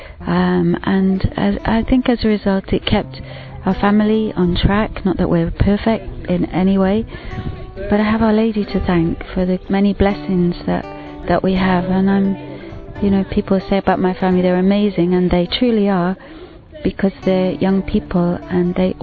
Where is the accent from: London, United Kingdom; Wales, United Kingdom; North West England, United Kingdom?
Wales, United Kingdom; I'm from Wales